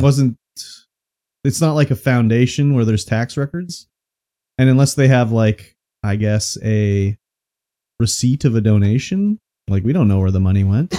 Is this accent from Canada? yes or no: yes; Canada; we're Canadian here